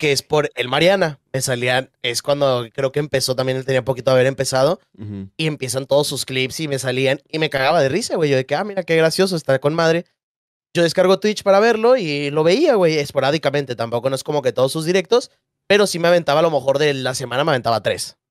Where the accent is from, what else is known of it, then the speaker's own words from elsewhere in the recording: Monterrey, Nuevo León, Mexico; soy de Monterrey, tengo 22 años